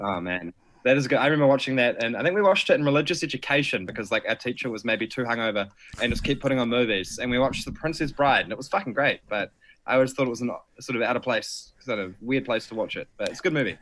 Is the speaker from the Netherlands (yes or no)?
no; Timaru, Canterbury, New Zealand; now in Wellington, New Zealand; growing up in Timmers, like, Christchurch was always the big city